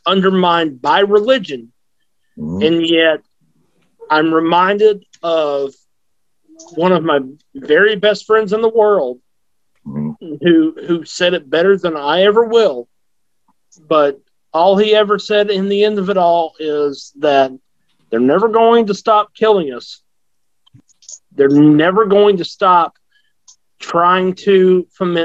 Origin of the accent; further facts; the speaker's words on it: the South, United States; I grew up in the South